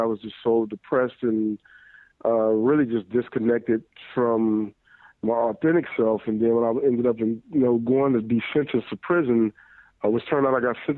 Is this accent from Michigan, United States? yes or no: yes; Detroit, Michigan, United States; I grew up in Detroit